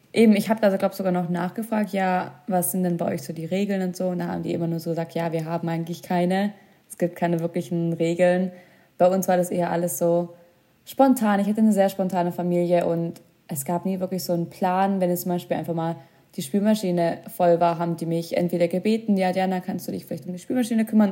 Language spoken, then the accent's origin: German; Germany; bei uns in Deutschland